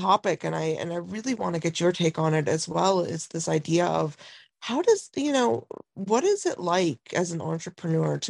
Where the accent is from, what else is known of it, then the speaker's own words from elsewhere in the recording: Lansing, Michigan, United States; growing up, I grew up in Lansing